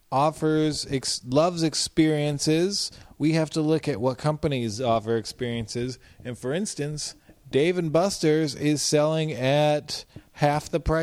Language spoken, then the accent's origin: English; Midwest, United States; now in New York, United States; I'm from the Midwest, dog